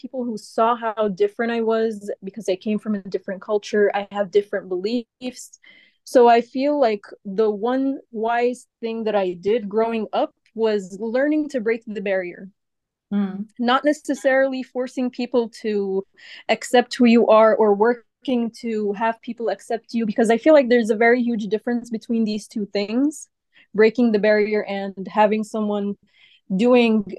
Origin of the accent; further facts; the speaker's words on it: United States; I was born and raised in the USA, but I have Egyptian backgrounds